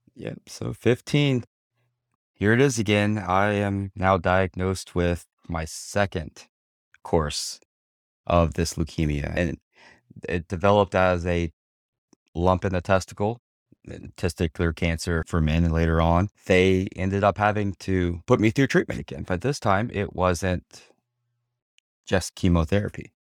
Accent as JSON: {"language": "English", "town": "Houma", "region": "Louisiana", "country": "United States", "tie": "born or raised there", "also_born_or_lived": "Sanford, Florida", "moved": "yes", "lives_now": "Orlando, United States", "said": "Born and raised in South Louisiana, little town called Homa. It's about sixty miles south, southwest of New Orleans."}